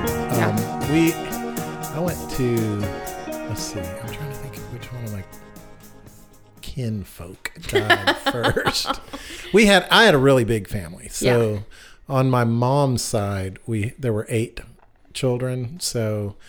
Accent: East Tennessee, United States; I was raised in Tennessee, East Tennessee.

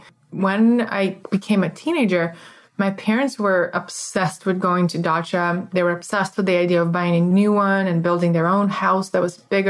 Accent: Moscow, Russia; So I grew up in Moscow, Russia, and it's a very traditional thing to have what we call a dacha, which is your country house.

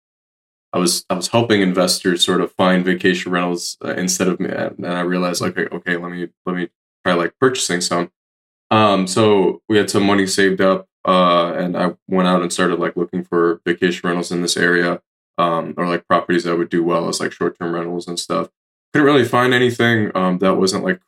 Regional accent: Detroit, Michigan, United States; moved away as an adult; also born or lived in Washington, D.C.; now in Asheville, United States; I'm originally born and raised in Detroit, Michigan

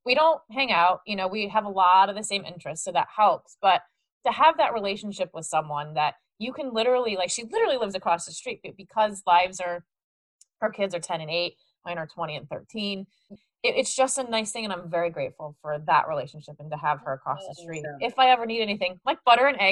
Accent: Midwest, United States; moved away; I was from the Midwest

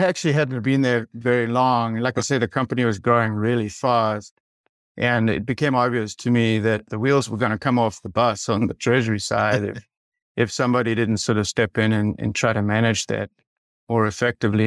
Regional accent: South Africa; moved away as an adult; now in United States; I grew up in South Africa and, and I did my, my undergrad actually in South Africa

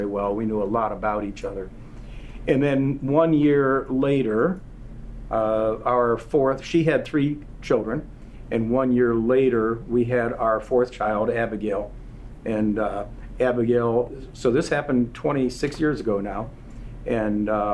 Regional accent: Marshall, Michigan, United States; my hometown in Marshall, Michigan

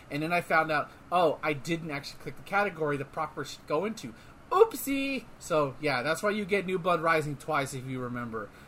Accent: Tennessee, United States; born there; I was born in Tennessee. How dare.

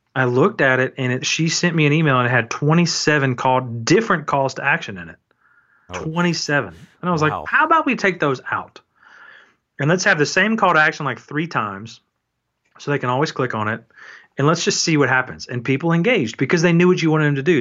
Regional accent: Atlanta, Georgia, United States; I'm from Atlanta, which is super efficient and everything's labeled

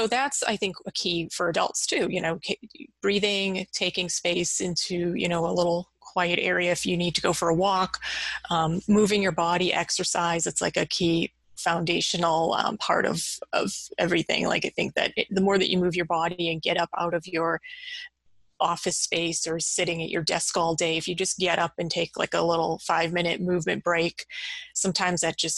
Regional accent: Massachusetts, United States; I've grown up in Massachusetts. I've lived here my whole life

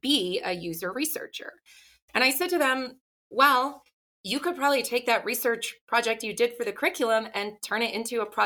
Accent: Ottawa, Ontario, Canada; moved away as an adult; also born or lived in New York City; now in Salt Lake City, United States; I grew up in Ottawa, Canada

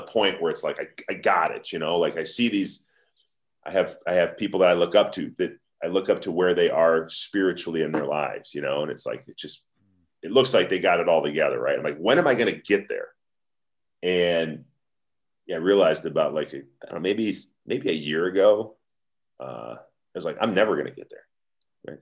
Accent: United States; we're American

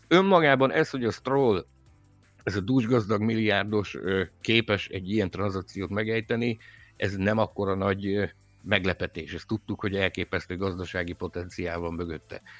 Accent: Szabolcs-Szatmár-Bereg, Hungary; mind a kettő Szabolcsból származunk

